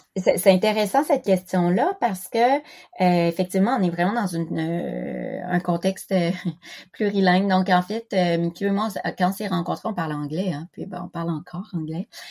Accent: Quebec, Canada; first language French; moved away as an adult; also born or lived in Philippines / Toulouse, France; now in Japan; j'ai grandi au Québec

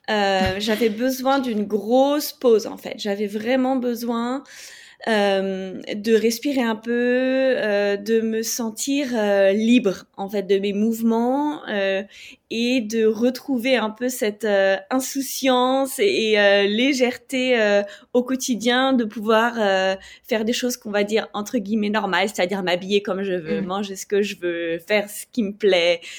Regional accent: France; moved away as an adult; also born or lived in United States / Algeria; now in Bangkok, Thailand; j'habite à Bangkok depuis quelques mois maintenant et je suis française euh, d'origine mais expatriée depuis une dizaine d'années

